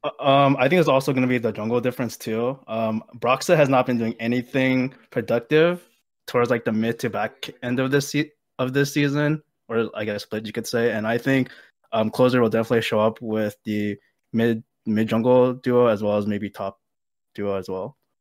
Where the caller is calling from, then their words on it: Seattle, Washington, United States; I'm calling from, uh, Seattle, Washington